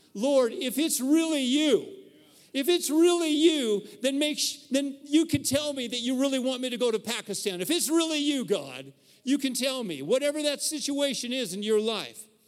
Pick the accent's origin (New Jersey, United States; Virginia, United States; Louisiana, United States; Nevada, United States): Nevada, United States; Reno; where I grew up in Reno